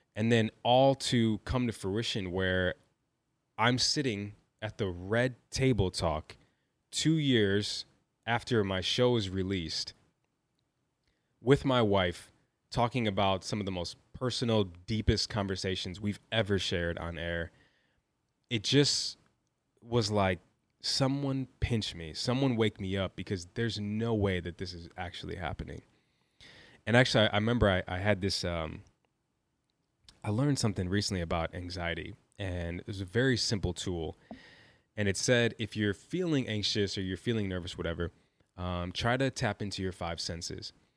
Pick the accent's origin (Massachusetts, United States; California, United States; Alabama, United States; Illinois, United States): Illinois, United States; Chicago; also born or lived in New York; I'm a kid from Chicago. Grew up with a single mother